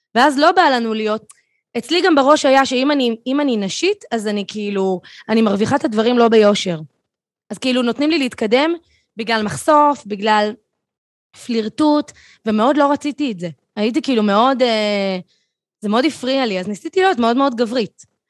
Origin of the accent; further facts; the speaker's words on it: Tel Aviv, Tel Aviv District, Israel; אני תל אביבית במקור